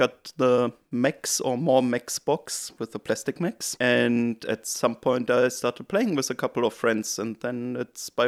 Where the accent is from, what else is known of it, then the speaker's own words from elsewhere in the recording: Germany; moved away as an adult; now in New Zealand; Yeah, so I'm originally from Germany, and I came to New Zealand to work because I did a PhD in Germany